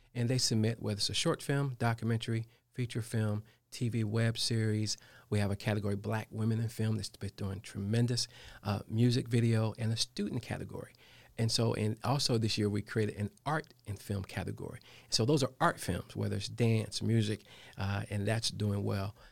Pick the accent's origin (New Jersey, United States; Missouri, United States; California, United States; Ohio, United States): Ohio, United States; Dayton; now in Charlotte, United States; I'm from Dayton, Ohio